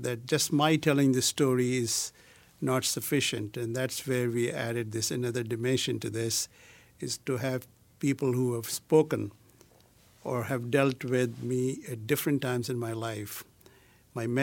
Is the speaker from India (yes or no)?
yes; India; moved away; from my childhood growing up in India to my adult life